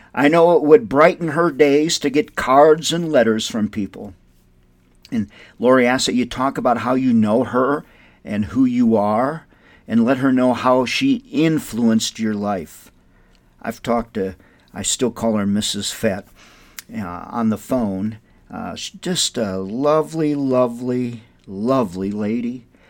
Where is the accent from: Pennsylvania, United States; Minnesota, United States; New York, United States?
Minnesota, United States; Windom; moved away as an adult; now in Albuquerque, United States; my hometown of Wyndham, Minnesota